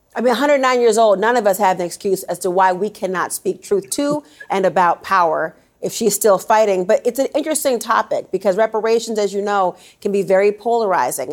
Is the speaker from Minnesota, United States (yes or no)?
yes; Minnesota, United States; moved away; Minnesota, which is my hometown